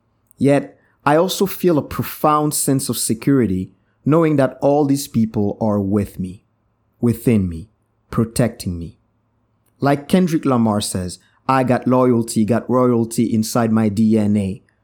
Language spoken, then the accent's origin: English; Brussels, Belgium; born there; I was born in 1981 in Brussels, Belgium. My Haitian parents met there while in university.